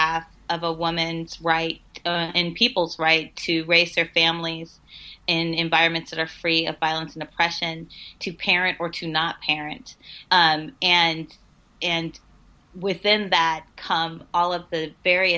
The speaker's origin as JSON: {"language": "English", "region": "Missouri", "country": "United States", "said": "my home state of Missouri"}